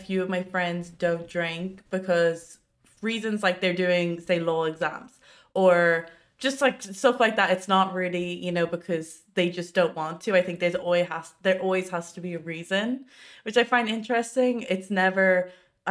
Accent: Ireland; I'm half Irish, half Asian. So, but I've lived here my whole life

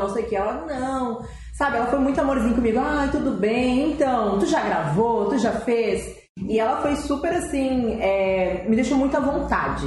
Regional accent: Rio Grande do Sul, Brazil; tenho 27 anos, sou gaúcha

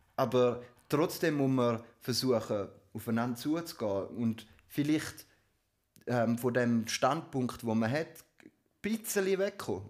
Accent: Switzerland; bei uns in der Schweiz

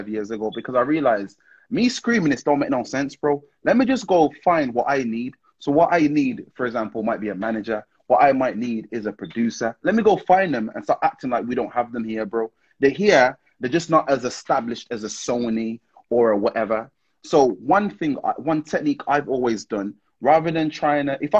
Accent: Wolverhampton, West Midlands, United Kingdom; I'm from Wolverhampton

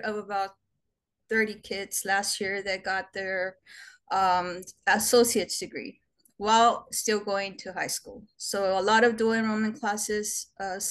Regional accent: Brownsville, Texas, United States; I'm from Brownsville, Texas. I was born here and raised here

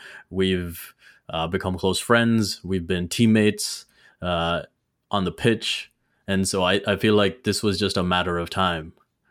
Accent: Dubai, United Arab Emirates; I was growing up in Dubai, so it was always football.

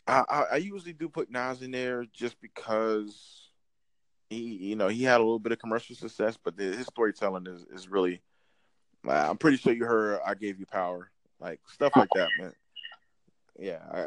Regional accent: New Jersey, United States; I'm not from New York. I'm Jersey

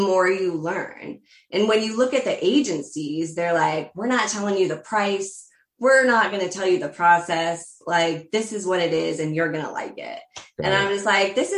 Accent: United States; I'm an American

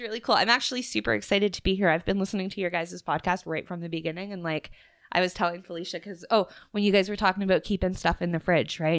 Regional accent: Nova Scotia, Canada; I'm from Nova Scotia

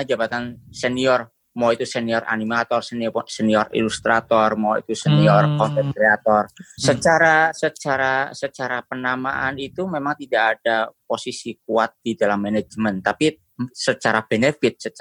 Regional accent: Indonesia; now in United States; Aku melakukan eh, kami punya American dreams as an Indonesian.

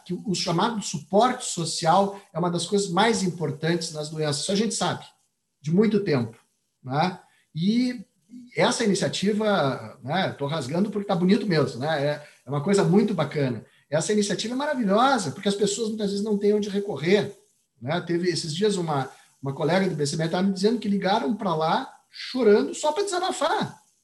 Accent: Rio Grande do Sul, Brazil; accent: gaúcho; dá para notar pelo meu sotaque que eu sou gaúcho

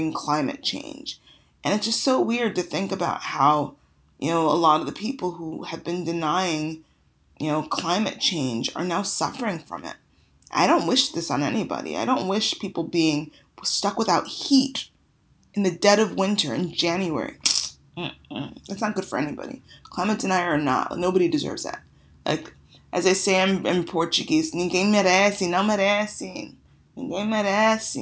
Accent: Nigeria; now in United States; I'm Nigerian

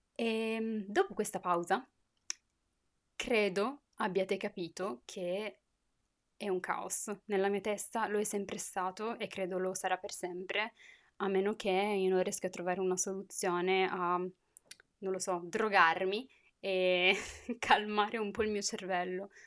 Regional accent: Turin, Piedmont, Italy; moved away as an adult; also born or lived in Morocco (heritage); now in France; sono nata a Torino.

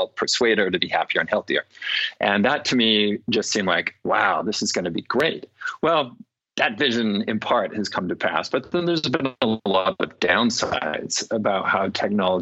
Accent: California, United States; I grew up in California.

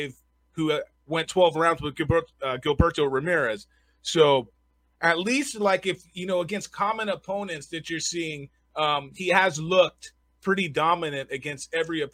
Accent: Southern California, United States; moved away as an adult; now in Las Vegas, United States; I come from Southern California

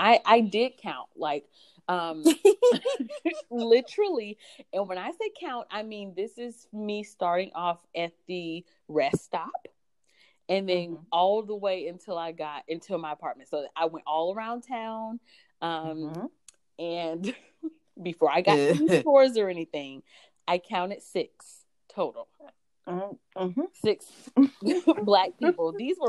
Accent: East Coast, United States; You know, I'm from the East Coast with hurricanes.

